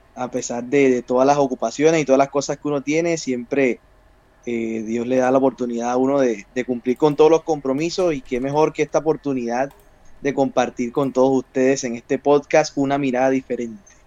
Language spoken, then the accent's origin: Spanish; Cartagena, Bolívar, Colombia; tengo 28 años, soy de Cartagena, Colombia